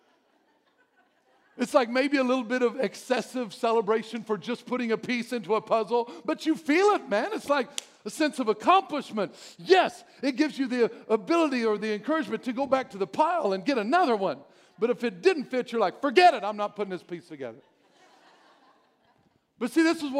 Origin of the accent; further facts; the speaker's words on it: Albion, Illinois, United States; I'm from Albion, and we had our own brick-making place there. Our streets were all made with brick